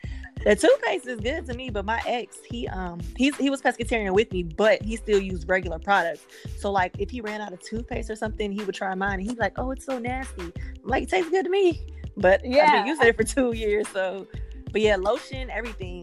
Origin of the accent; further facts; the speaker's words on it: Gulfport, Mississippi, United States; I'm from Gulfport